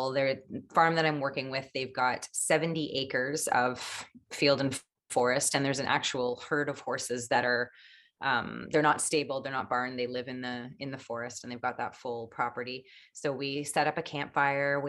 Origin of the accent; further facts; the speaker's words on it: Richmond Hill, Ontario, Canada; also born or lived in Toronto; I grew up in Richmond Hill, which is a suburb